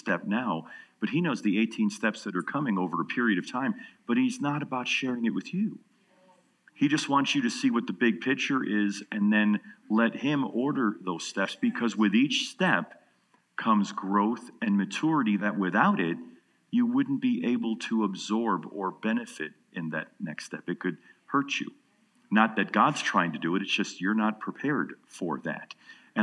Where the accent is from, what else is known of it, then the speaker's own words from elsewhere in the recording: New York, United States; now in Atlanta, United States; I'm from New York." I said, but I live in Atlanta